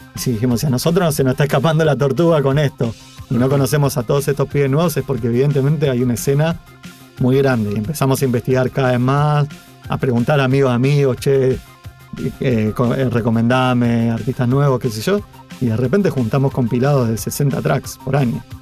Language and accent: Spanish; Rosario, Santa Fe, Argentina; moved away as an adult; now in Buenos Aires, Argentina; yo siendo rosarino, mudándome a Buenos Aires